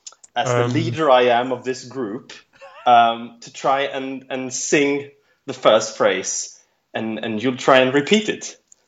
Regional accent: west coast of Sweden, Sweden; also born or lived in Southampton; I'm from Sweden. I'm originally from the west coast of Sweden. I've been on a detour to your majestic island of the west for a few years. My wife studied in Southampton, so I stayed 2.5 years in Southampton.

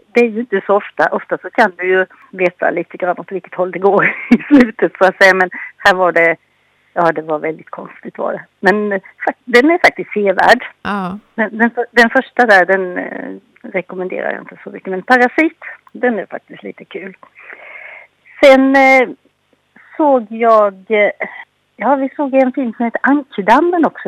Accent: Anderstorp, Jönköping County, Sweden; moved away; also born or lived in Gränna; där jag kommer ifrån, jag är från eh, Anderstorps Gislaved

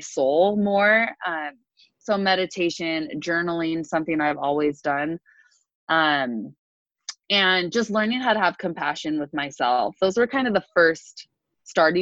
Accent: Salt Lake City, Utah, United States; also born or lived in California; now in Salt Lake City, United States; I moved back to Salt Lake from California

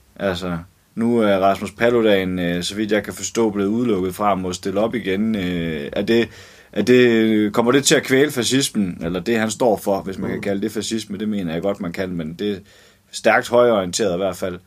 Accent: Germany; now in Denmark; en tysk kvinde, der er, jeg er vokset op i Tyskland

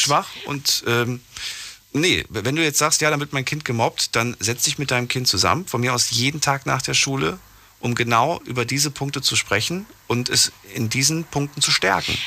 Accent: Frankfurt, Hesse, Germany; ab dem fünften, Alt, fünften Jahr bin ich in Frankfurt groß geworden

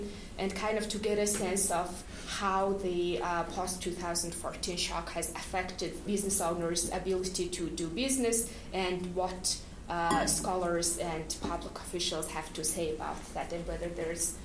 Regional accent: Mongolia; moved away; I am from Mongolia

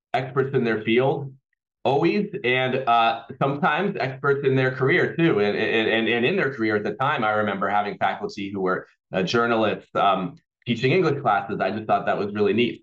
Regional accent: Auburn, California, United States; also born or lived in Los Angeles, California; I was born in Los Angeles, and when I was about eight years old or so, my family uh, moved up to uh, a town called Auburn, California, where I grew up

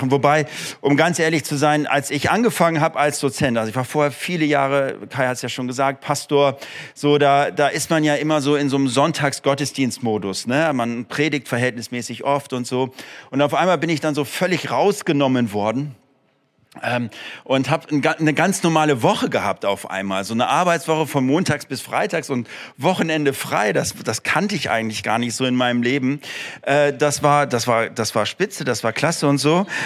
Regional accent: Frankfurt, Hesse, Germany; born there; also born or lived in Moers / Osnabrück / Ruhr; geboren bin ich zwar in Frankfurt, habe aber in Mörs, Osnabrück und dann im Ruhrgebiet gelebt.

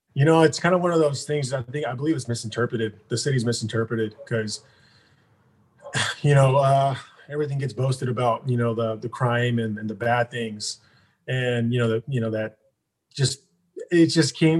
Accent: Stockton, California, United States; born or raised there; also born or lived in Hayward, California

